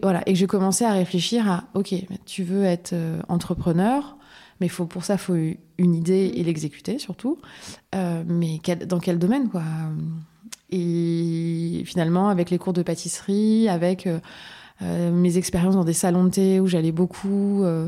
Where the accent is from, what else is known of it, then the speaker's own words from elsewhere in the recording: Lorraine, Grand Est, France; now in Paris region, France; je suis lorraine.